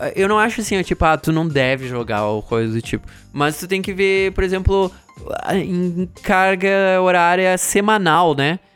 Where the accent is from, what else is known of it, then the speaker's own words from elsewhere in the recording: Santa Maria, Rio Grande do Sul, Brazil; moved away as an adult; also born or lived in Singapore; eu saí de Santa Maria e fui pra Singapura